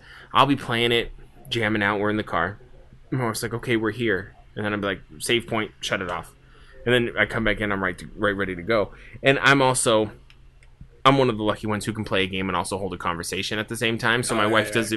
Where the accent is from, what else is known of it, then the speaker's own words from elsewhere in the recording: East Coast, United States; I'm from the East Coast